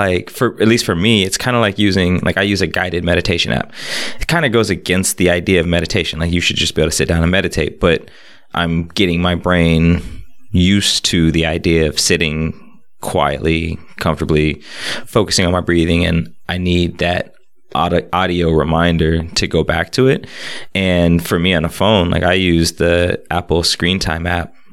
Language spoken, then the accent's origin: English; Montreal, Quebec, Canada; growing up in Montreal uh, as a first generation Jamaican